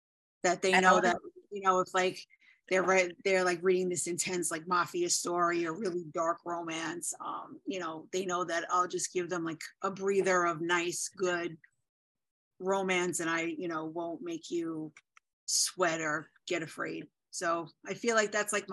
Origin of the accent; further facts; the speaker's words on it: New York City, New York, United States; I am from the Bronx, which you're probably going to be able to tell in 3 seconds when I speak